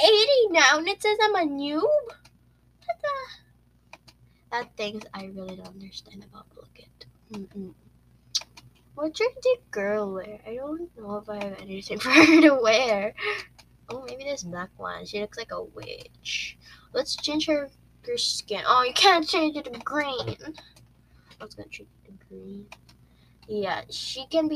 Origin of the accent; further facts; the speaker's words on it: Philippines; I'm a Filipino. I don't seem like one, but I am one.